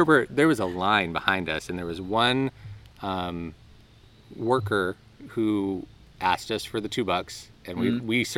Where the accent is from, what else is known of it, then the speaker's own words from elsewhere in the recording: California, United States; now in New England, United States; I grew up in California